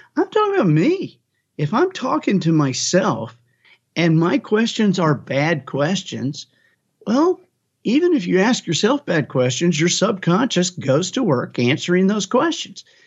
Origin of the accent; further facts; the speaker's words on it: Alabama, United States; I am from Alabama